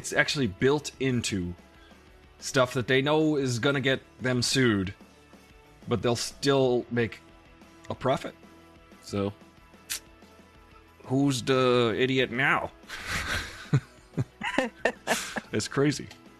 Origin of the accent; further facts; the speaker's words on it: United States; I'm from America